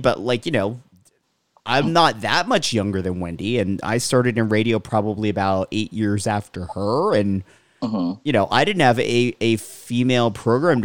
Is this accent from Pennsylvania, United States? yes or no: yes; Allentown, Pennsylvania, United States; where I grew up in Allentown